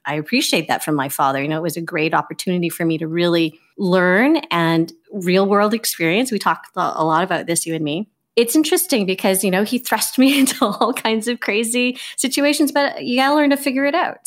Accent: Victoria, British Columbia, Canada; I grew up in Victoria, B C, and so it's on the West Coast.

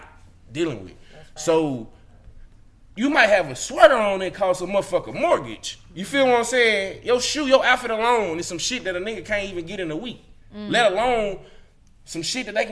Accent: Mississippi, United States; born or raised there

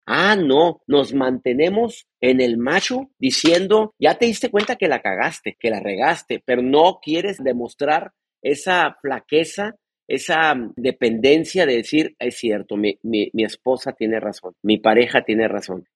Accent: Mexico; now in California, United States; en mi país, en mi México amado, en el país nuestro, Bronca, donde nacimos

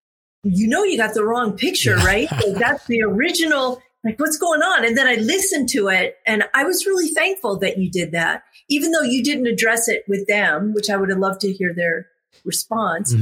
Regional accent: Florida, United States; I grew up in Florida.

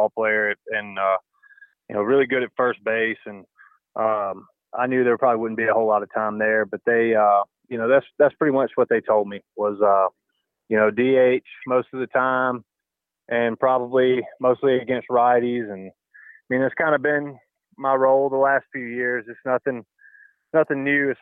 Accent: the South, United States; moved away; growing up in the South, and that's our version of fun.

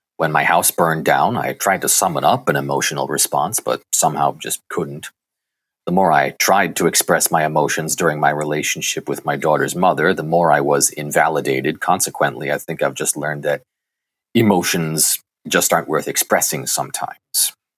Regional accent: Sturbridge, Massachusetts, United States; I grew up in Sturbridge, Massachusetts, a middle child of three.

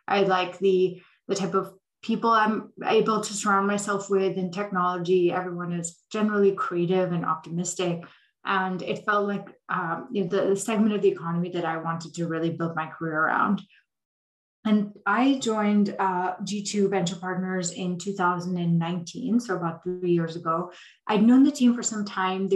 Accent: Delhi, India; moved away as an adult; also born or lived in Dubai, United Arab Emirates / Saudi Arabia / Columbia University, New York; I grew up in India and the Middle East. So I was born in India, lived in Dubai in Saudi Arabia for about half my childhood, and then moved back to Delhi for middle and high school

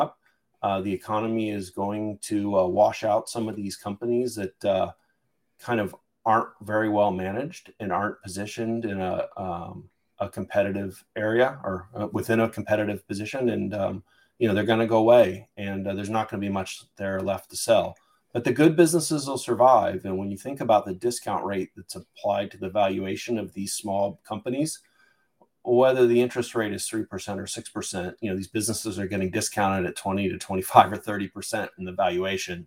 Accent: Midwest, United States; moved away as an adult; also born or lived in East Coast; now in California, United States; I grew up in the Midwest and I lived on the East Coast for a while. When I came out to California in the mid 90s

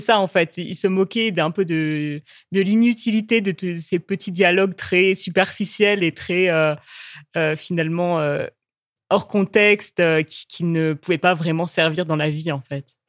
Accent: France; en tant que Française qui parle anglais

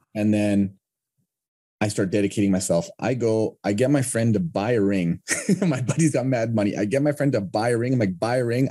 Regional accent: Canada; I'm from Canada

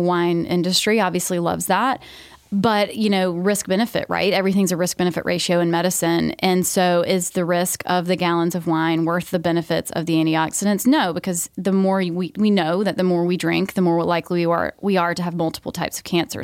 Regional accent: Georgia, United States; I grew up in Georgia

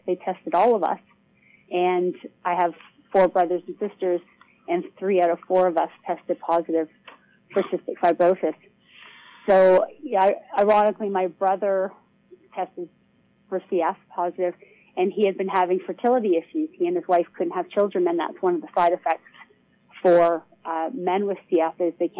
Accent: Toronto, Ontario, Canada; I grew up in Toronto, Canada.

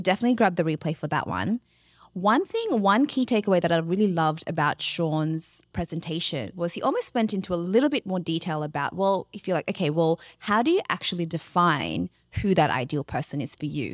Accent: Australia; as Australians, because that's who we are

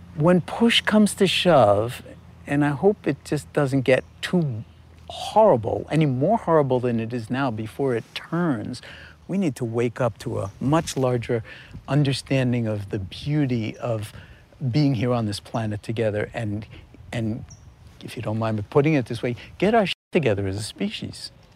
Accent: New York City, New York, United States; I was born in New York City in nineteen forty-four

